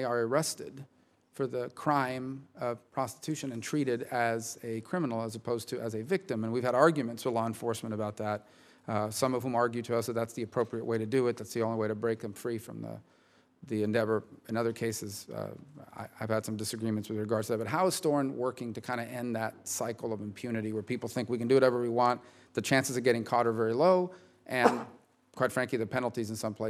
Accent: Miami, Florida, United States; my hometown in Miami-Dade

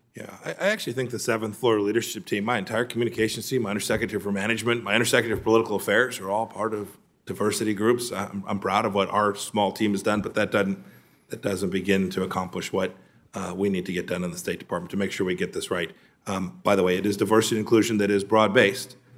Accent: Kansas, United States; my home state of Kansas

